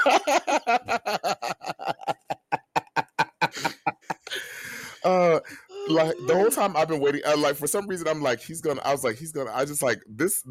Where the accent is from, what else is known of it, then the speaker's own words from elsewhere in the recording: Florida, United States; I'm from Florida